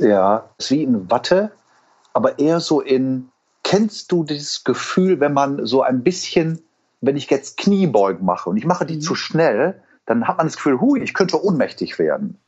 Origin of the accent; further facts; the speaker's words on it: Wuppertal, North Rhine-Westphalia, Germany; accent: Hamburgisch und Rheinländisch; moved away; also born or lived in Hamburg; ich bin in Eberfeld geboren, bin aber am Dönberg mhm. groß geworden